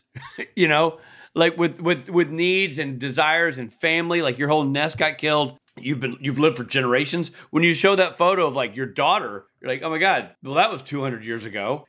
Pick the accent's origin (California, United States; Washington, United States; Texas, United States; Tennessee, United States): Tennessee, United States; Nashville; born or raised there